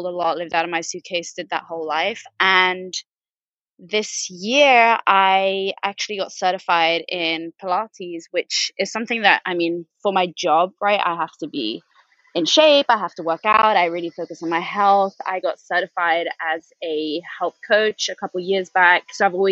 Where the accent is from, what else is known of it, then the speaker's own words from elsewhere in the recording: Spain; moved away as an adult; also born or lived in Manchester, United Kingdom / London, United Kingdom; I was born and raised in Spain. My mom's Norwegian. My dad is Dutch. I grew up in Spain